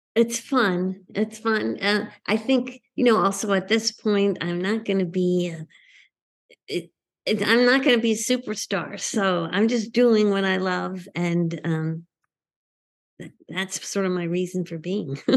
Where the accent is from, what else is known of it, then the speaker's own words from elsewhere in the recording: Northeast, United States; growing up in the Northeast